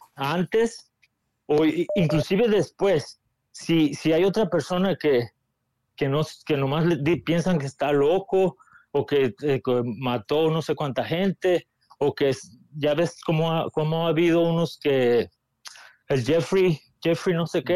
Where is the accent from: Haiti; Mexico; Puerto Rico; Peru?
Mexico; nacimos en México